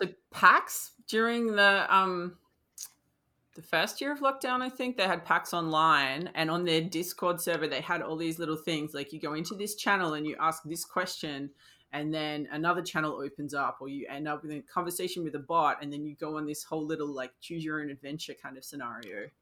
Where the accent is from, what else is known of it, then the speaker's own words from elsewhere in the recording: Australia; as an Australian